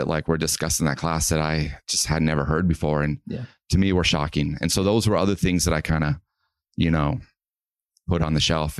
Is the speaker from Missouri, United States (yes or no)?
yes; Missouri, United States; Yeah, I grew up in Missouri.